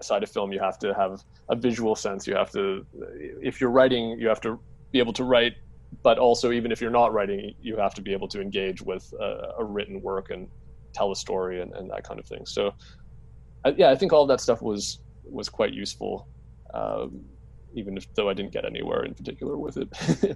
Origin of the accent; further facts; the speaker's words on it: Canada; my identity as a Canadian